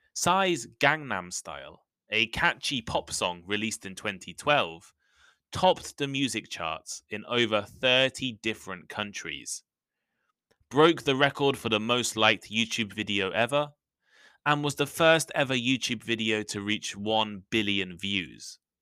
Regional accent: the English countryside, England, United Kingdom; Growing up in the English countryside

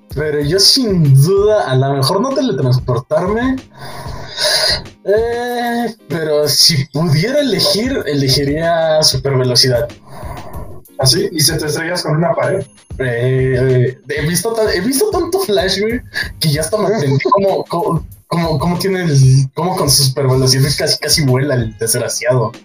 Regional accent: Mexico; dos partes mexicanos

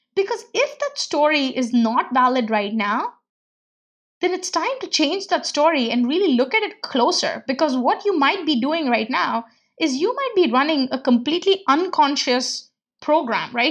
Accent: India; moved away; growing up in India and coming from a very middle class background

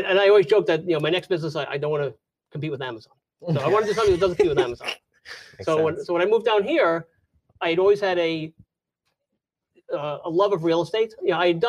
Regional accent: New York, United States; moved away as an adult; also born or lived in Jacksonville area, Florida; now in Florida, United States; I'm from New York. So I was born and raised in New York

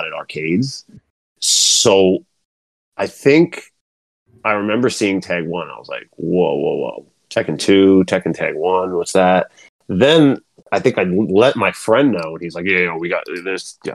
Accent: Long Island, New York, United States; I'm from Long Island, New York

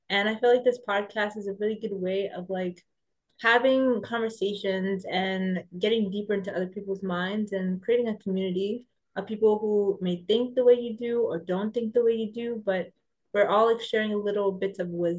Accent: New York City, New York, United States; moved away as an adult; now in Paris, France; I am originally from New York City.

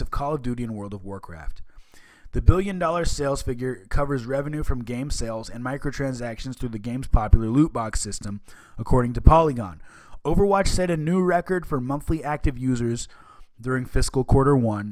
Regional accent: Seattle, Washington, United States; I grew up in the Seattle area

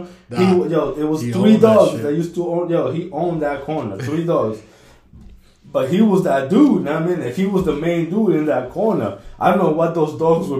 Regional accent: Peru; born there; It's the same thing in Peru. You know, I was born in Peru.

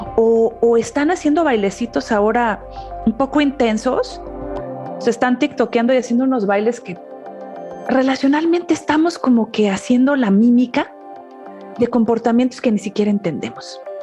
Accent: Mexico; now in United States; soy migrante, nací en México, vivo en Estados Unidos

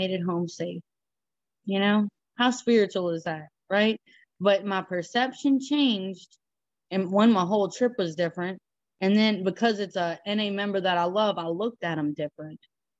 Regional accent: Louisiana, United States; I'm from Louisiana. It's all flat

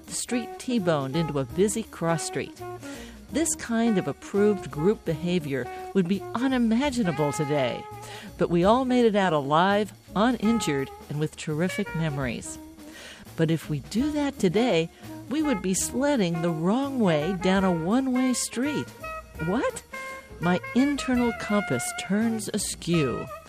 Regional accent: East Coast, United States; The street I grew up on the East Coast, not the West, had a little surprise for me.

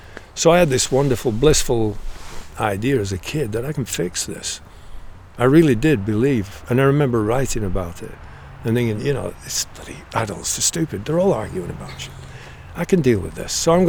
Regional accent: United Kingdom; Because we are, in fact, British. And I was accepted, being younger, but I was still known as a Brit.

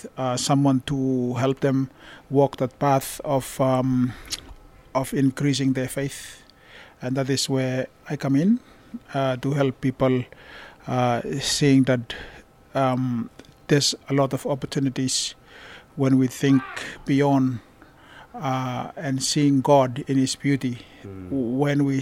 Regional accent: Vanuatu; now in Bourke, Australia; Well, I'm from Vanuatu, and I came to Australia 7 years ago.

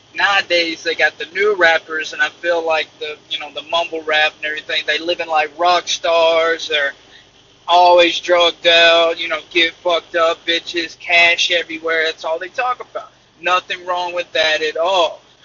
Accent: Iuka, Mississippi, United States; I'm from Iuka, Mississippi, small town of 10,000 people

